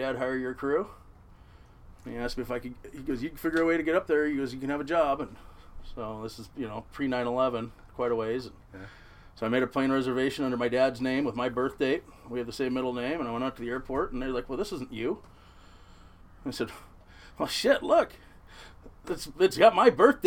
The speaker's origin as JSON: {"language": "English", "town": "Seattle", "region": "Washington", "country": "United States", "tie": "born or raised there", "said": "I was born in Ballard. Fourth-generation crab fisherman"}